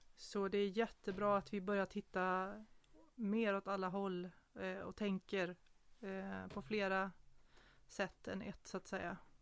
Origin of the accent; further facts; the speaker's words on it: Småland, Sweden; mig som född smålänning